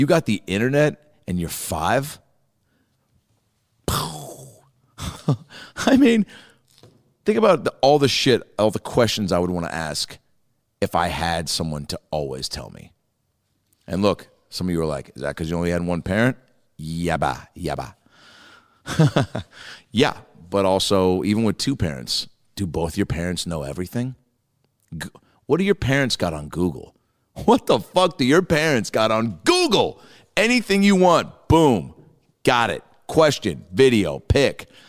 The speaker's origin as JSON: {"language": "English", "town": "Seattle", "region": "Washington", "country": "United States", "moved": "yes", "said": "I go, Seattle"}